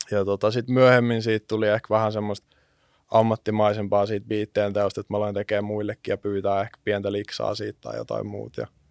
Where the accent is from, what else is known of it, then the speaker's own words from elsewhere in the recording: Jyväskylä, Central Finland, Finland; mä oon syntynyt Jyväskylässä yrittäjäperheeseen